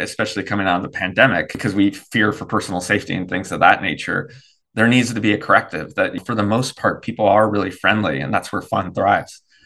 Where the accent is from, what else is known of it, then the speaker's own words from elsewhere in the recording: Davis, California, United States; moved away as an adult; now in North Carolina, United States; we grew up in Davis